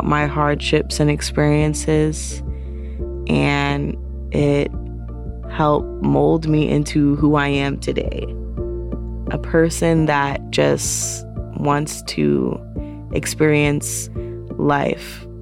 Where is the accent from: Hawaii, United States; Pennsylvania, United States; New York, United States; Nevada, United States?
New York, United States; New York City; also born or lived in Lower East Side, Manhattan; I live in the Lower East Side in Manhattan, New York. I am from the South Bronx, and I am 24 years old